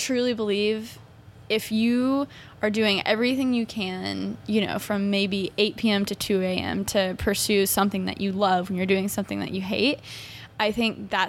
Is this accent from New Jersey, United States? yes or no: no; Texas, United States; I'm from Texas too.